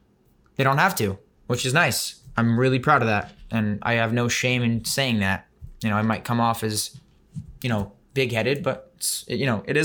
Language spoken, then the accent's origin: English; Tel Aviv, Tel Aviv District, Israel; moved away; also born or lived in New York City, United States; I was born in the city. Then at 3 years old, we moved to Tel Aviv.